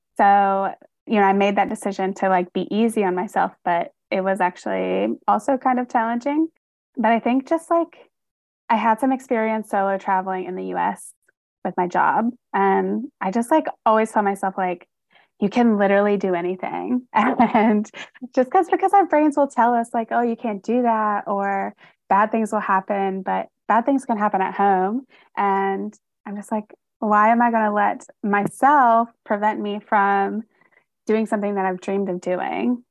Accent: North Carolina, United States; moved away as an adult; now in Michigan, United States; I'm originally from North Carolina, and I moved to Michigan about I guess it's, like, going on five years now

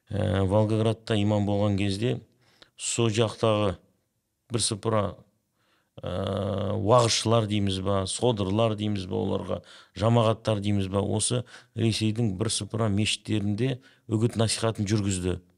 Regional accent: Kazakhstan; мен өзімді қазақпын деп та таныстыра аламын мен өзімді мұсылманмын деп та таныстыра аламын

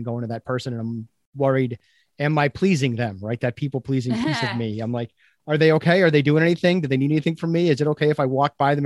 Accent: Chelmsford, Massachusetts, United States; also born or lived in New Jersey; if you ask me where I grew up, I would say Chelmsford, Mass

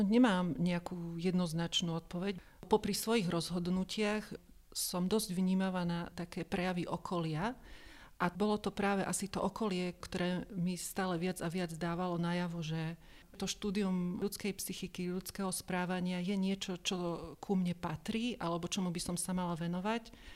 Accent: Slovakia; som zo Slovenska

